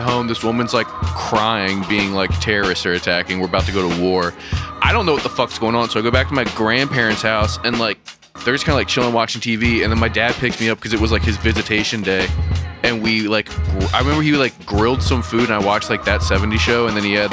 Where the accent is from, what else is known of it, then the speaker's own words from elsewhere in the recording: Western Maryland, United States; the cultural bubble that I grew up in Western Maryland